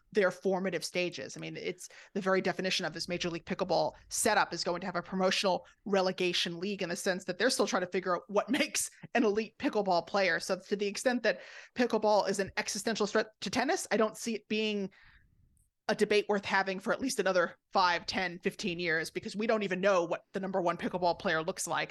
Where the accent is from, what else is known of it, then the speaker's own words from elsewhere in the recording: Rockville Centre, New York, United States; I grew up on Long Island in Rockville Center